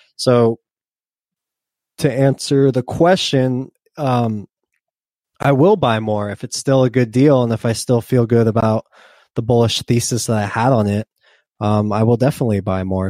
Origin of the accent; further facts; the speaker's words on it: United States; I'm an American